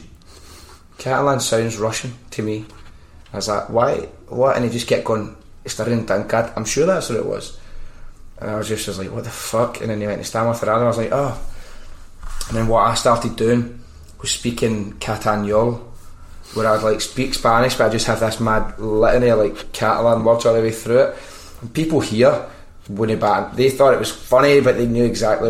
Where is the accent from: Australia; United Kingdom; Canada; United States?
United Kingdom; Scotland; moved away as an adult; now in Barcelona, Spain